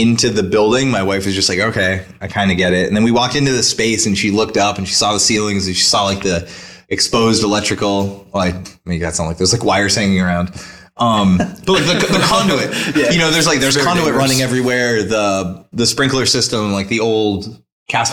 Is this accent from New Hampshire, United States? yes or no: yes; Nashua, New Hampshire, United States; I'm from Nashua. I grew up in Nashua. I live in Nashua now